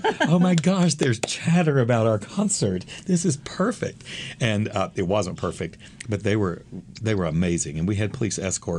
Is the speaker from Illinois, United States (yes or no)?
no; Texas, United States; I grew up in Texas. It's the South. It's the bad South